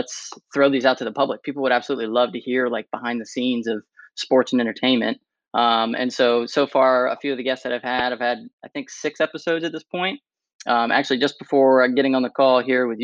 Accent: Annapolis, Maryland, United States; also born or lived in St. Petersburg, Florida; I'm from the DMV, born and raised in Annapolis, Maryland.

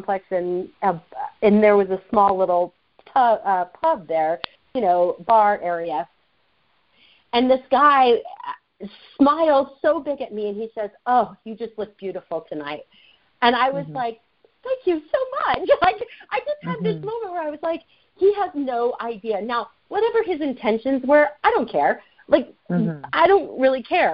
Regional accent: the South, United States; I was raised in the South

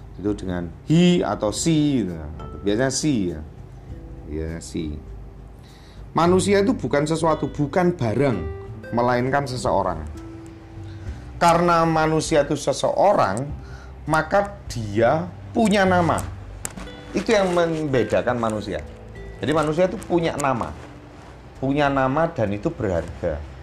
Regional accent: Java, Indonesia; saya orang Jawa

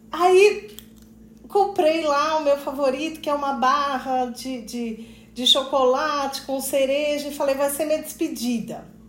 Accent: Poços de Caldas, Minas Gerais, Brazil; moved away; eu sou de Poços de Caldas, né? Mas fazia muito tempo que eu não morava

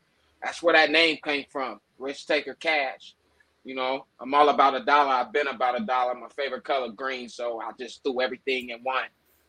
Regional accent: Long Beach, California, United States; I was born in Long Beach, California, man. Born and raised out there a little bit. Migrated, moved around.

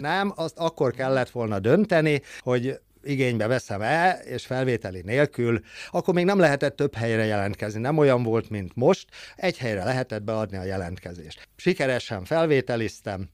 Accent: Szolnok, Jász-Nagykun-Szolnok, Hungary; also born or lived in Zala County; Zala megyében születtem keretjén, és nyolc éves koromban költöztünk ide Szolnokra

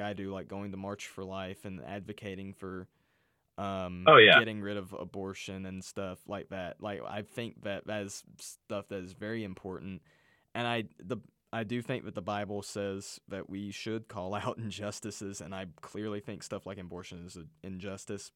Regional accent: Russia; now in United States; I come from Russia. I was born in Russia.

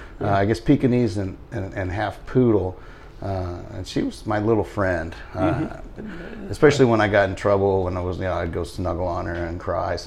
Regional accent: Dallas, Texas, United States; also born or lived in Ogden, Utah / Las Cruces, New Mexico; there's some wonderful terrain in the state of Texas, but we grew up in Dallas, and mm-hmm. it's pretty flat there.

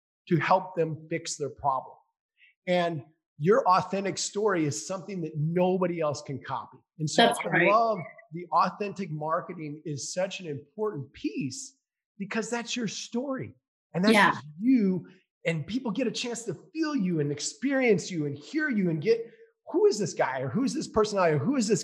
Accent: Minnesota, United States; I grew up in Minnesota. I grew up playing hockey

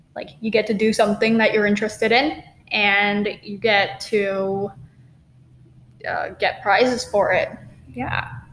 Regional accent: Bristol, New Hampshire area, United States; I actually grew up in this area

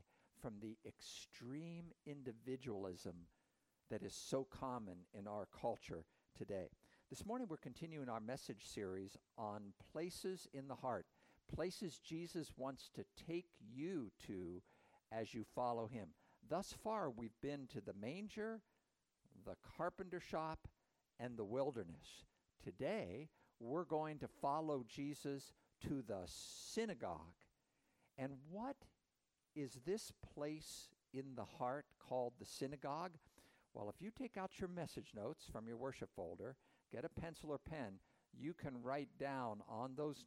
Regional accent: United States

